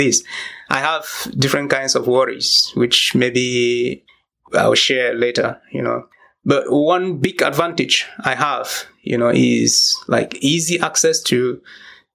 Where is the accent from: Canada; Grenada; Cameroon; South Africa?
Cameroon; Babanki, Northwest Region; first language Babanki; English is a second language; moved away; I live at home with my family